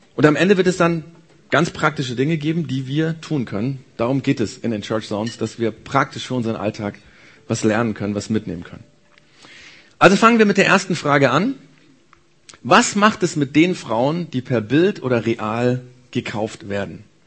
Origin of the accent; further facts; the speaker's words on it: Germany; Bei uns in Deutschland